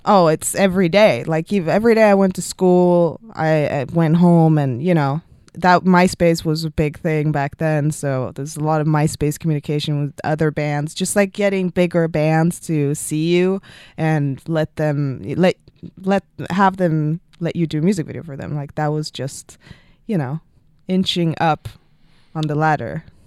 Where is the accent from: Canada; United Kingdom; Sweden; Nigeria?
Sweden; moved away as an adult; also born or lived in Stockholm; now in Los Angeles, United States; My town, my hometown in Sweden. I'm from Sweden.